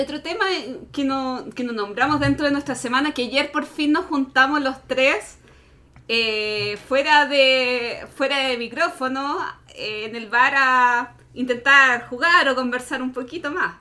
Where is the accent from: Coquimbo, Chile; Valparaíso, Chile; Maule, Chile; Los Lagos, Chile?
Los Lagos, Chile; Puerto Montt; now in Santiago, Chile; Soy de Puerto Montt y viajé para ver a mi familia